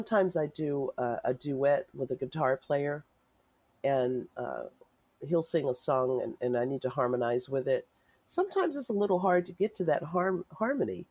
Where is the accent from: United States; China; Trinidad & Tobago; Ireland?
United States; Richmond, California; I came from Richmond, born and raised in Richmond